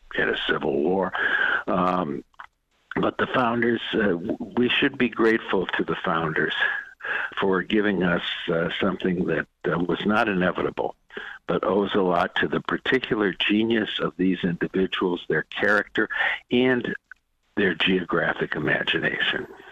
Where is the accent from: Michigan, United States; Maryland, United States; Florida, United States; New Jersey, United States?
Michigan, United States; Detroit; I grew up in the Midwest in one of those square grid places in uh, Detroit, Michigan